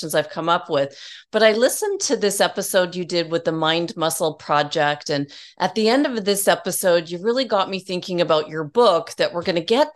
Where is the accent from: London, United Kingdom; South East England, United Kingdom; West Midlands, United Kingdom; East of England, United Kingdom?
South East England, United Kingdom; Worthing; I was born in Worthing, Sussex